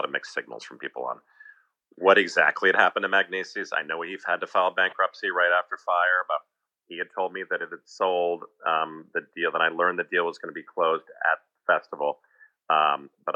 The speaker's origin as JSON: {"language": "English", "region": "New Jersey", "country": "United States", "tie": "born or raised there", "said": "we grew up in New Jersey"}